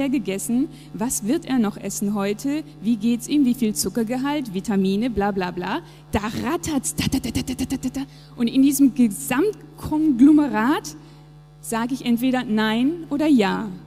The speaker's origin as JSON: {"language": "German", "country": "Japan", "tie": "born or raised there", "said": "Der Ort, meine Heimat, Japan. Ich bin dort geboren, aufgewachsen und es war einfach sehr, sehr prägend für mich."}